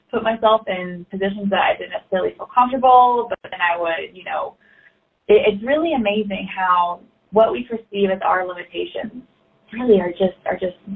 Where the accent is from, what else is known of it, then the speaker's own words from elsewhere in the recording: Arkansas, United States; I was from Arkansas